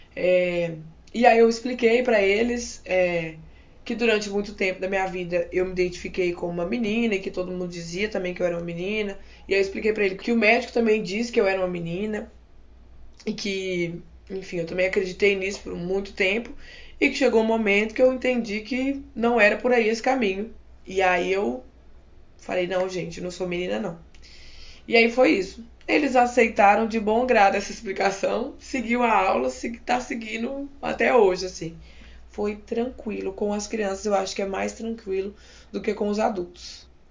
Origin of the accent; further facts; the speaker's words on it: Minas Gerais, Brazil; now in Campinas, Brazil; eu sou de Minas Gerais. Atualmente eu trabalho em Campinas como professor de arte